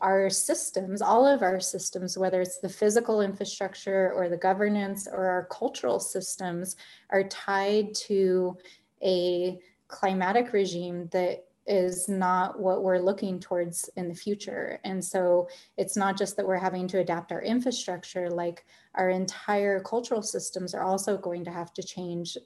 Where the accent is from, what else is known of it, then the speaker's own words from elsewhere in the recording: Albuquerque, New Mexico, United States; I grew up in Albuquerque, I grew up in the North Valley